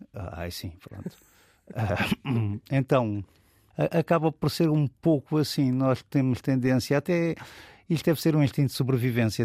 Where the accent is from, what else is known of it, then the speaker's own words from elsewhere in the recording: Lisbon, Portugal; also born or lived in Alentejo; now in Almada, Portugal; eu fui criado aqui em Lisboa, na zona da, das Avenidas Novas